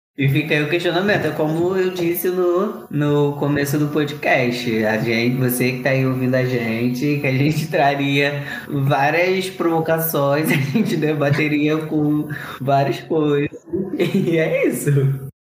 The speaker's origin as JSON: {"language": "Portuguese", "region": "Rio de Janeiro", "country": "Brazil", "said": "como bons cariocas que nós somos"}